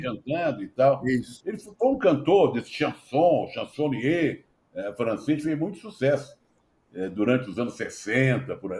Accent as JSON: {"language": "Portuguese", "region": "Rio de Janeiro", "country": "Brazil", "tie": "born or raised there", "said": "na Praça Afonso Pena, onde eu fui criado"}